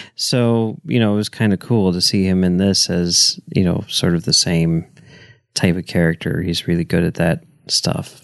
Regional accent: Chicago, Illinois, United States; growing up in Chicago, every Friday morning you'd get the Sun Times

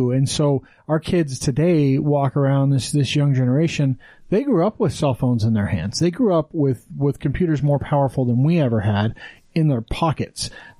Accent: Wyoming, United States; now in Utah, United States; growing up in Wyoming

